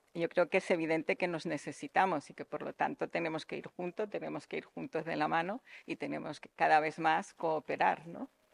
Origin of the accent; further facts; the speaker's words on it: Tangier, Tanger-Tetouan-Al Hoceima, Morocco; now in Spain; yo he nacido en Marruecos, he nacido en Tánger precisamente, soy una española